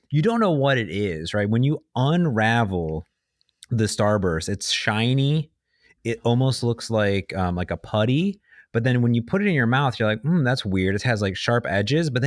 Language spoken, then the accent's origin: English; Cleveland, Ohio, United States; say that because I'm from Cleveland. I'm from